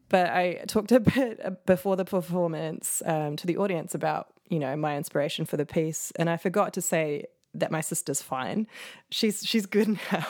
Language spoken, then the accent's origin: English; New Zealand; moved away; also born or lived in New York; I'm from New Zealand and you're never that far from the water